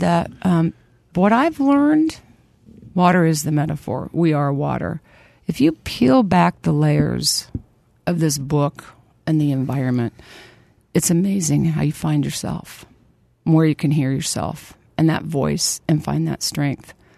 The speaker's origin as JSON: {"language": "English", "town": "Lawrence", "region": "Kansas", "country": "United States", "tie": "born or raised there", "said": "Born and raised in Lawrence, Kansas"}